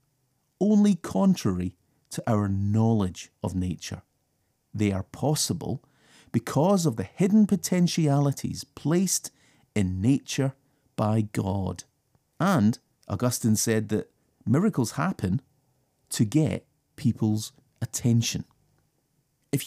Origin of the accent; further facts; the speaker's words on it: United Kingdom; I'm British, so I live in a pretty changeable climate.